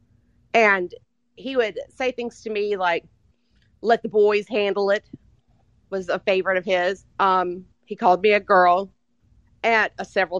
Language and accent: English; Mississippi, United States; I am from Mississippi